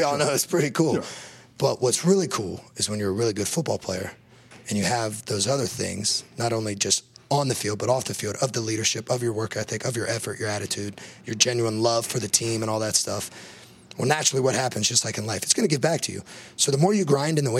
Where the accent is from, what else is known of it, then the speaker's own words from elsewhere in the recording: Big Ten country, Midwest, United States; I grew up in Big Ten country